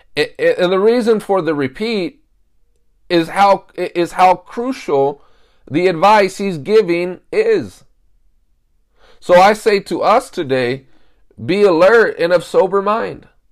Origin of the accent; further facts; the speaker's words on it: United States; I'm an American